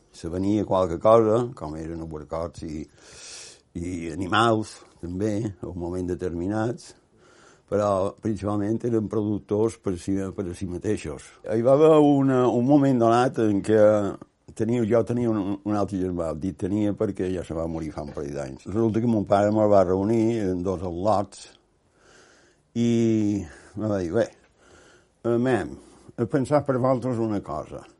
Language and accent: Catalan; Porreres, Balearic Islands, Spain; born there; also born or lived in Palma / Barcelona / Manacor; vaig néixer a Porreres, a Mallorca, evidentment, 1931. Des de Porreres vaig anar a Barcelona, primer vaig passar per Palma